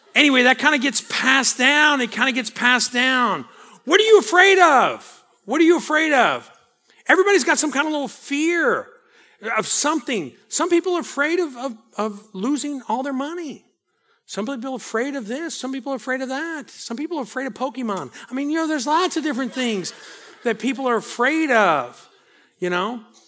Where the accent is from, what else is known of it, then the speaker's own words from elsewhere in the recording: New Orleans, Louisiana, United States; I grew up in New Orleans